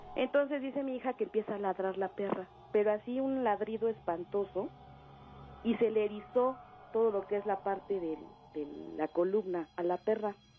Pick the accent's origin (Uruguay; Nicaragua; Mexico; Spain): Mexico; Mexico City; moved away as an adult; now in State of Mexico, Mexico; Yo vivo ahorita aquí en el Estado de México. Pero en mi juventud, mi adolescencia, este, viví en Xochimilco